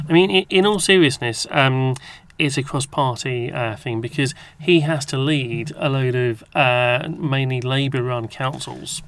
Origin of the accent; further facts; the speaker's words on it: England, United Kingdom; as an Englishman